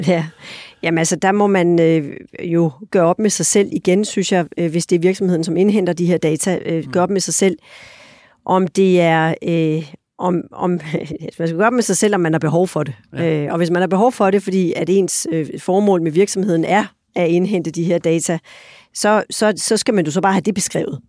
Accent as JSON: {"language": "Danish", "country": "Denmark"}